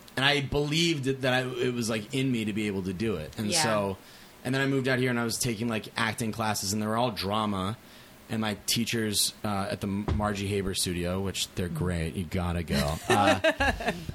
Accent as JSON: {"language": "English", "town": "Shrewsbury", "region": "Massachusetts", "country": "United States", "tie": "born or raised there", "moved": "as an adult", "lives_now": "Los Angeles, United States", "said": "I grew up in Massachusetts"}